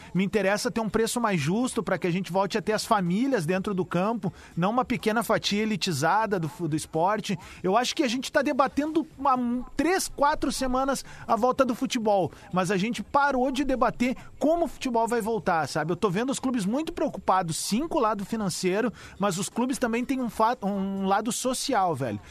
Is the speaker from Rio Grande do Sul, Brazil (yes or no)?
yes; Cerro Largo, Rio Grande do Sul, Brazil; lá de Cerro Largo, minha cidade natal